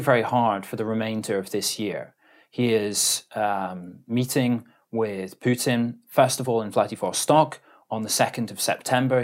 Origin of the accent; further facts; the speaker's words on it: Edinburgh, Scotland, United Kingdom; moved away as an adult; also born or lived in Aberdeen, Scotland; now in Tokyo, Japan; I'm from Edinburgh in, in Scotland